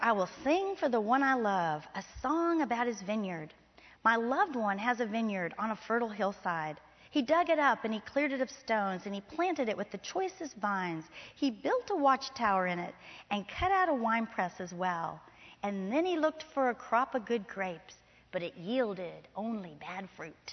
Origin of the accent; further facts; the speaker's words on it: Florida, United States; now in Texas, United States; I grew up in Florida